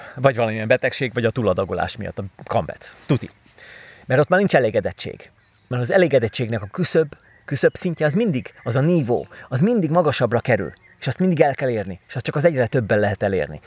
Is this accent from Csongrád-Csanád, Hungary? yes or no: no; Pilisvörösvár, Pest, Hungary; moved away; korábban én Pilis Vörösváron nőttem föl